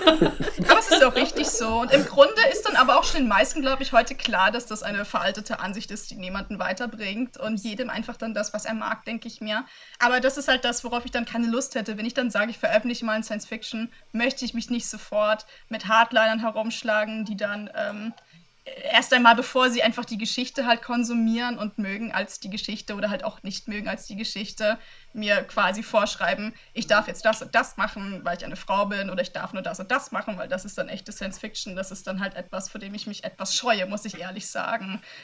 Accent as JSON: {"language": "German", "country": "Germany", "said": "in meinem Heimatland"}